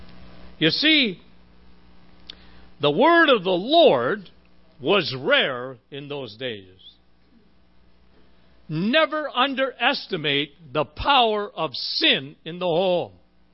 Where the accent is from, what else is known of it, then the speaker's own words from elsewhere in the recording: Timmins, Ontario, Canada; That's my hometown